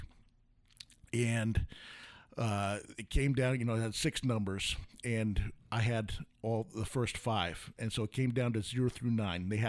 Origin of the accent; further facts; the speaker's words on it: New York, United States; moved away; I grew up in New York, and we had a camp.